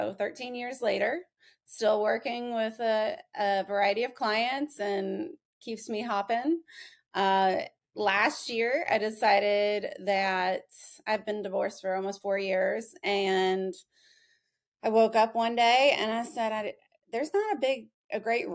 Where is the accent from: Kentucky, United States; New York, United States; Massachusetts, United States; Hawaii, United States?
Kentucky, United States; born and raised in Kentucky